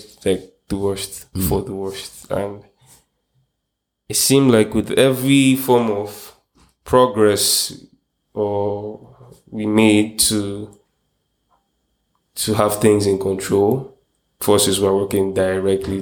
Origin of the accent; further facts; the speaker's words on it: Port Harcourt, Rivers State, Nigeria; now in Lagos, Nigeria; I grew up in Port Harcourt